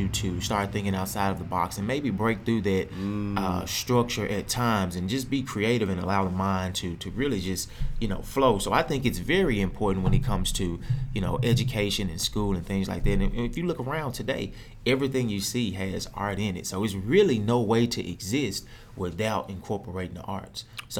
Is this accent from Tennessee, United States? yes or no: yes; Memphis, Tennessee, United States; So I'm originally from Memphis. {S0} Okay. {S1} Grew up actually in Orange Mountain. Spent a little bit of time in North Memphis.